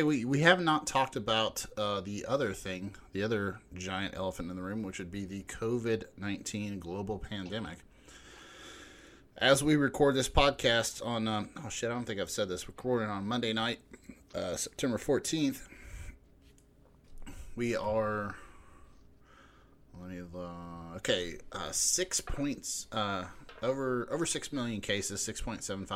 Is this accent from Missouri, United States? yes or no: no; Huntington, West Virginia, United States; moved away; also born or lived in Lexington, Kentucky; We grew up in Huntington, West Virginia